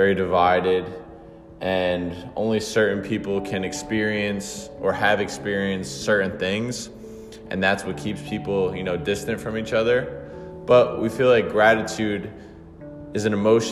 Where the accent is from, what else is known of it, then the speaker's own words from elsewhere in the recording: Bayonne, New Jersey, United States; I grew up in Bayonne, New Jersey. I've been in New Jersey my whole life